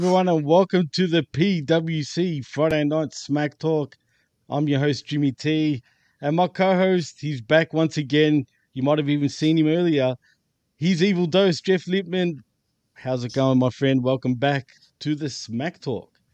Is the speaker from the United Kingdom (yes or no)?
no; Australia; I'm from Australia